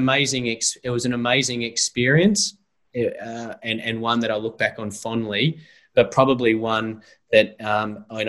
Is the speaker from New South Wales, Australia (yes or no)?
no; Eltham, Victoria, Australia; growing up in Eltham, I used to go around the backyard kicking the footy